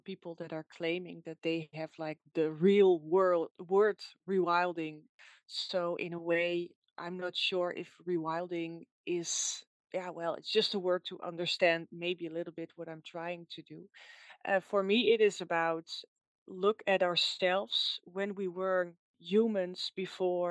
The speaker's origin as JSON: {"language": "English", "country": "Netherlands", "second_language": "English", "said": "you can probably hear that I'm from the Netherlands"}